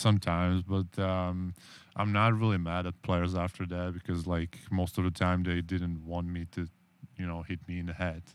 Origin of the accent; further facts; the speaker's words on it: Czechia; English is a second language; moved away; I'm from Czech Republic